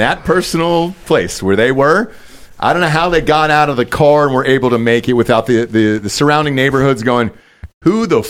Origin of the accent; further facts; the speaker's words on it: Atlanta, Georgia, United States; moved away as an adult; So that's where I'm from. I'm from Georgia. Grew up there all my life, essentially, until I got to high school and graduated and moved on.